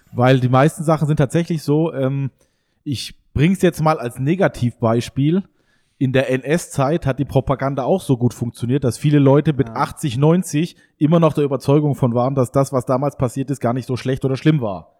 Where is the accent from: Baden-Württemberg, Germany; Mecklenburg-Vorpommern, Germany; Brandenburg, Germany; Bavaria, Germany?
Baden-Württemberg, Germany; Eschelbach, Hohenlohe; meine Heimat Hohenlohe-Eschelbach